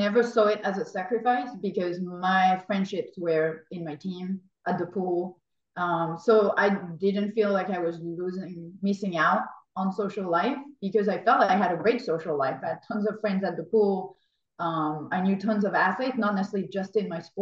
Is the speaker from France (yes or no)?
yes; France; moved away; growing up in France, we're not early morning people.